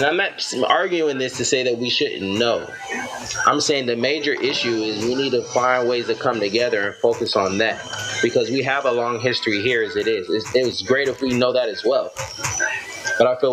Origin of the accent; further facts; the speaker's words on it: United States; our history here in this country as Black Americans